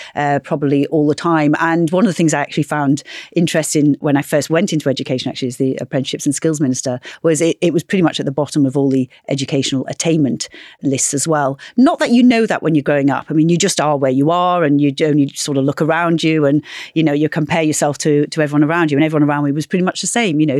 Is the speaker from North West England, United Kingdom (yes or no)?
yes; Knowsley, North West England, United Kingdom; growing up in Knowsley